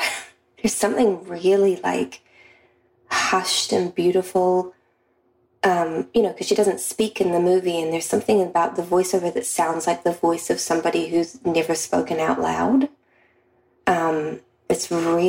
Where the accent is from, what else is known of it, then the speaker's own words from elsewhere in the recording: New Zealand; I'm from New Zealand, and it's a part of my history